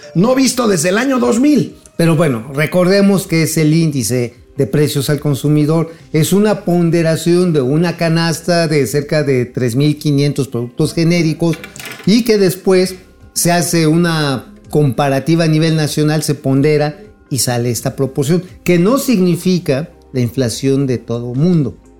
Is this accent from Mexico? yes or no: yes; Mexico; como mexicanos